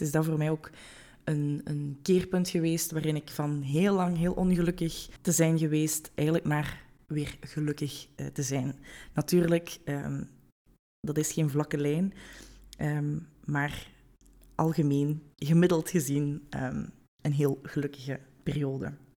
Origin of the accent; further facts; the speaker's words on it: Hasselt, Flanders, Belgium; moved away as an adult; now in Weert, Netherlands; ik ben geboren en getogen in Hasselt, maar woon op dit moment in Weert in Nederland met mijn vriend